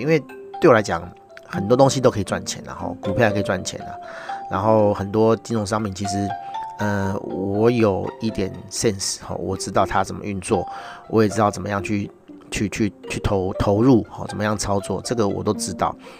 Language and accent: Chinese; Taiwan; 我是台湾人